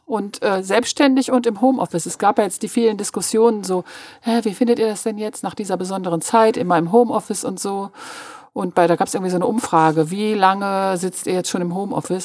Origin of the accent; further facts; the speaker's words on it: Münster, North Rhine-Westphalia, Germany; ich bin auf der Sentrupper Höhe aufgewachsen